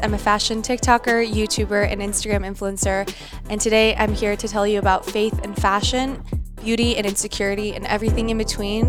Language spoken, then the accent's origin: English; La Cañada Flintridge, California, United States; I grew up in La Cañada. I grew up like right up Angeles Crest. And you know, we lived in such a, I would say well off